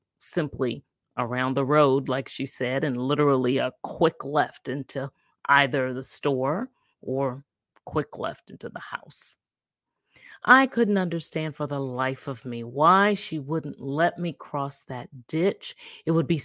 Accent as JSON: {"language": "English", "town": "Charleston", "region": "South Carolina", "country": "United States", "tie": "born or raised there", "said": "I grew up in Charleston, South Carolina"}